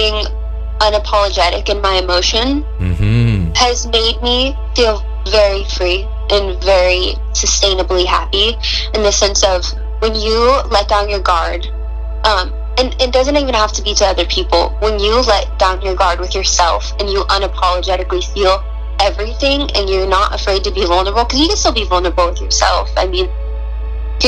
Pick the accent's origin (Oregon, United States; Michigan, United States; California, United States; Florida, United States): Oregon, United States; Roseburg; I'm from the area, but I grew up in Roseburg